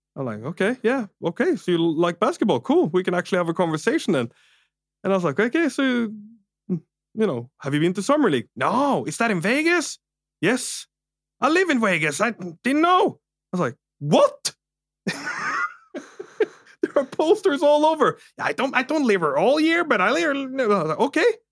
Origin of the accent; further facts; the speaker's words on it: Norway; English is a second language; I'm Norwegian as well